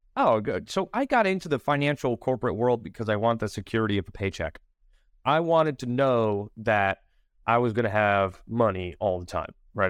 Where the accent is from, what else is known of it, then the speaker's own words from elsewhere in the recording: Bridgeport, Connecticut, United States; moved away as an adult; also born or lived in Manhattan, New York / Charlotte, North Carolina; now in Wilmington, United States; I'm originally from Connecticut, Bridgeport, Connecticut